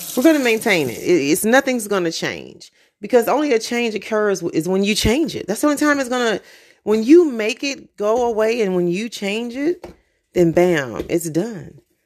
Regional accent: United States; I am American

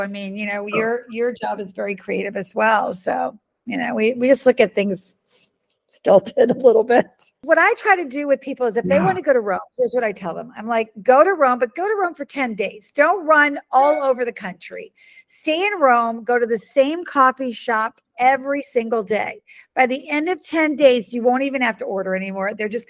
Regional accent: Budapest, Hungary; you know, I grew up in Hungary. And so my grandmother and I used to go, I'd go there from May to August, like the whole summer. And I speak Hungarian, and my aunt and uncle was there, my cousin, and, you know, and we used to, we lived in the middle of town, in the middle of Budapest

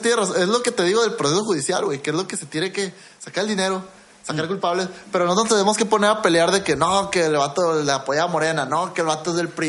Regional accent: Mexico; Yo también soy mexicano

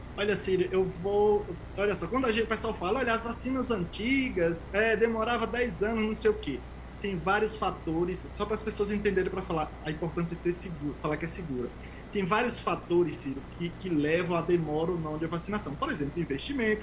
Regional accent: Tucano, Bahia, Brazil; moved away as an adult; also born or lived in Euclides da Cunha, Bahia / Switzerland; now in São Paulo, Brazil; eu nasci lá em Criguei. A gente cresce é, vendendo frutas, é, trabalhando na roça, vendendo geladinho, indo para feira pública

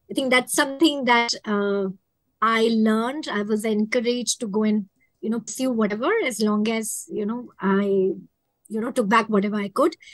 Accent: Mumbai, Maharashtra, India; I'm from Mumbai, India.

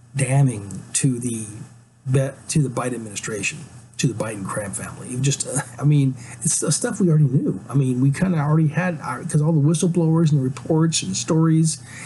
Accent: Alaska, United States; also born or lived in West Coast of the United States; now in Pacific Northwest, United States; I'm from Alaska

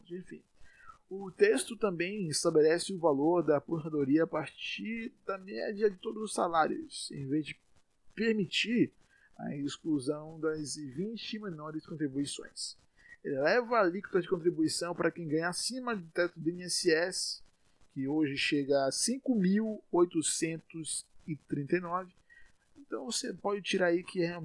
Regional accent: Salvador, Bahia, Brazil; Eu sou aqui de Salvador, como provavelmente já sabem

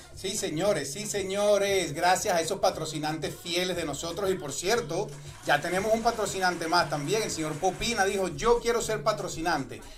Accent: Puerto La Cruz, Anzoátegui, Venezuela; now in United States; yo soy de Puerto La Cruz

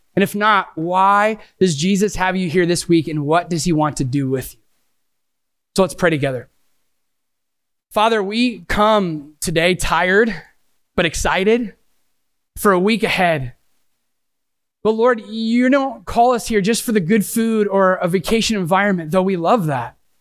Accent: Sandusky, Ohio, United States; I am from Sandusky, Ohio. Yes, I literally live five minutes from Cedar Point

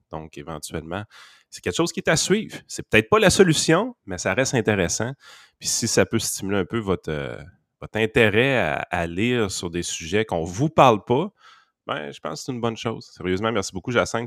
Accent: Quebec, Canada; je sais qu'on est Québécois, et qu'on n'est pas Canadien

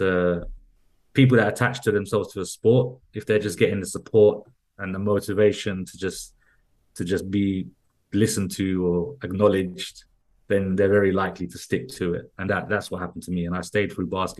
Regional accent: London, United Kingdom; I kind of was growing up in West London, with my mom and my stepdad

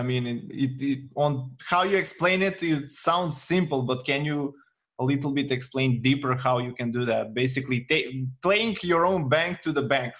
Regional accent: North Macedonia; Well, I come from Macedonia, from Eastern Europe, and I'm not from USA.

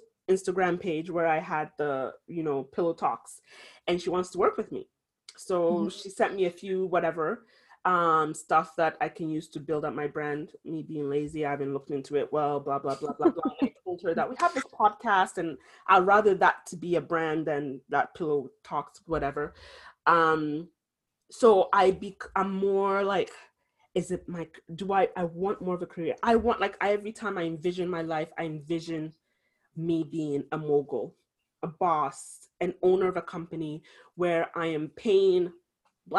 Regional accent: Ghana; being Ghanaian, it is a Fanti woman, to be specific. That's the tribe I'm from in Ghana.

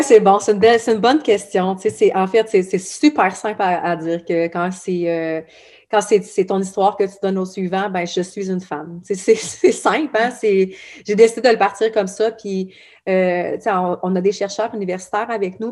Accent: Abitibi, Quebec, Canada; je viens de l'Abitibi

